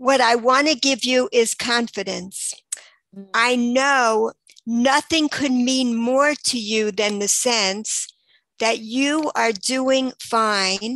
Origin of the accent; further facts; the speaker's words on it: New York, United States; moved away as an adult; also born or lived in Baltimore, Maryland; now in Israel; I grew up until I was 18. I was in New York